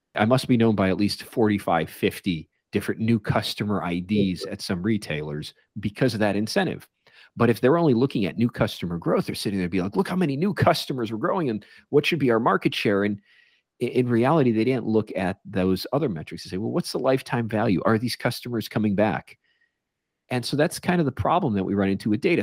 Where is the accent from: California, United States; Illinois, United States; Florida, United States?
Illinois, United States; Chicago; I grew up in Chicago